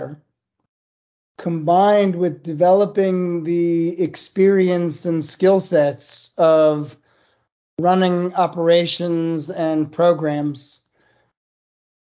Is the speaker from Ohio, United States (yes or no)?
yes; Cleveland, Ohio, United States; moved away as an adult; also born or lived in Durham, North Carolina / New Haven, Connecticut; now in Charleston, United States; I grew up in Cleveland, Ohio